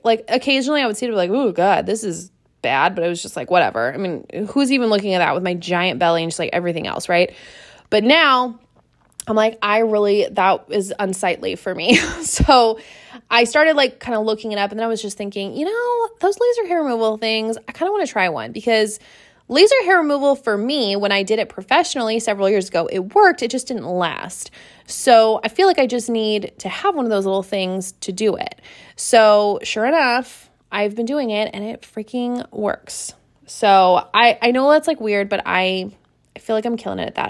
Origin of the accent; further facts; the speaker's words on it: Seattle, Washington, United States; moved away; I am from Seattle. I grew up in Seattle